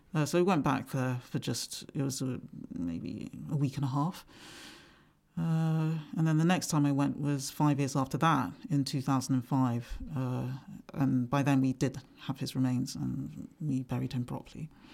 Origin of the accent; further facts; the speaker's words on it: England, United Kingdom; also born or lived in Nigeria; growing up in England